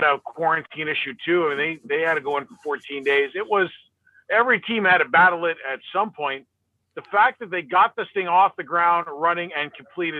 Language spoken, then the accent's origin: English; New York City, New York, United States; I grew up in New York City